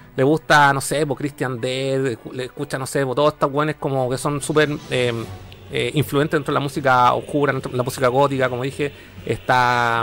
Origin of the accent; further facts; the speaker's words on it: Vallenar, Atacama, Chile; mi ciudad natal